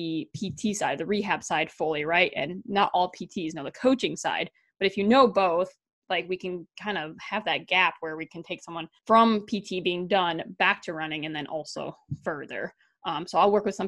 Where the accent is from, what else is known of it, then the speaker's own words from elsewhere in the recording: Wisconsin, United States; moved away as an adult; also born or lived in North Dakota; I had moved to North Dakota back to Wisconsin.